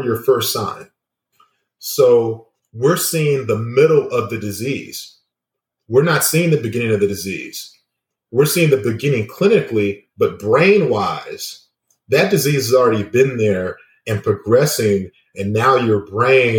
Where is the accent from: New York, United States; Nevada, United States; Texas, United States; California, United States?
California, United States; Inglewood; growing up in Inglewood, California